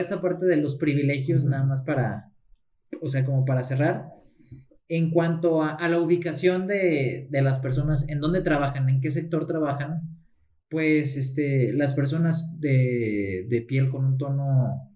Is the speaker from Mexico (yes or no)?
yes; Mexico; yo soy mexicano